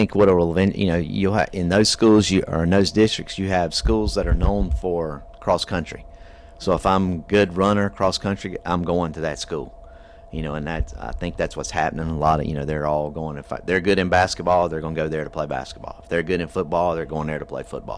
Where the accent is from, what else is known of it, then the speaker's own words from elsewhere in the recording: York, South Carolina, United States; I grew up in York High, in York